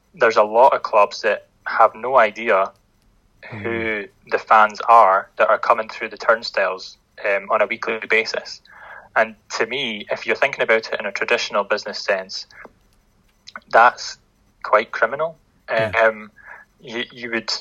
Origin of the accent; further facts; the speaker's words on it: Linlithgow, Scotland, United Kingdom; I'm originally from Linlithgow, and obviously not having a professional team, and the closest one kind of being in West Lothian, Livingston. When I was growing up at primary school